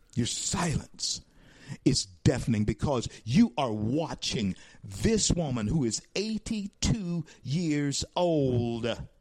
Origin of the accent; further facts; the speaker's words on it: Louisiana, United States; I'm from Louisiana